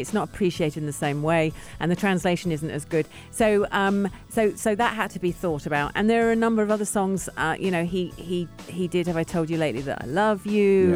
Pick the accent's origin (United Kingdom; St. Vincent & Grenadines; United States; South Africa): United Kingdom; London; I'm from London, England.